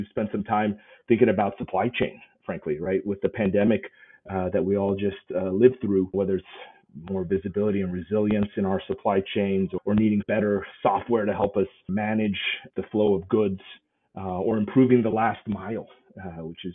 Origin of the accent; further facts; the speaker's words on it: Southern California, United States; moved away as an adult; also born or lived in Taiwan; now in New York City, United States; grew up in Southern California in a master plan suburb